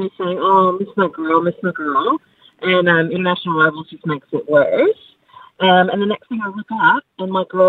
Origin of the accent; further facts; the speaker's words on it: Texas, United States; moved away as an adult; I'm from Texas, and so my daughter and I have been here 15 years